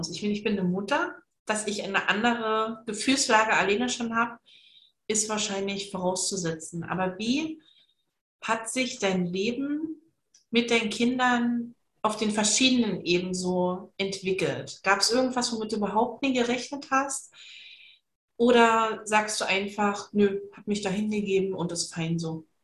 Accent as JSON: {"language": "German", "region": "Saxony", "country": "Germany", "said": "ich komme ja aus Sachsen und ähm, in der Ecke, wo wir aber herkommen, spricht man so, so wie ich halt so, relativ gut Hochdeutsch."}